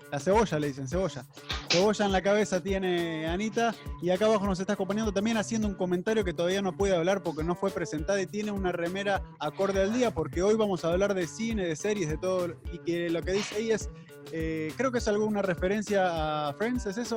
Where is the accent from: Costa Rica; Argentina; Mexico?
Argentina; now in Miami, United States; Yo soy argentino